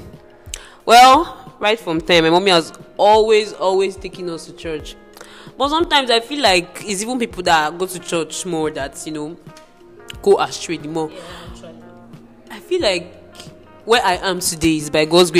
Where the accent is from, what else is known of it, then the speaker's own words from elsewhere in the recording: Port Harcourt, Rivers State, Nigeria; moved away; also born or lived in Abia; we grew up in Port Harcourt, always going to church